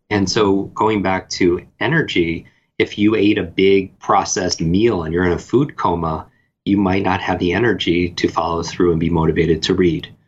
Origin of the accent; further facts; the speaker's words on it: Northeast, United States; I grew up in the Northeast